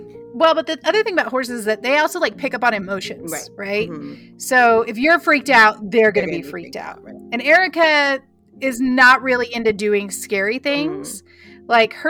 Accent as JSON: {"language": "English", "region": "Midwest", "country": "United States", "said": "I'm from the Midwest"}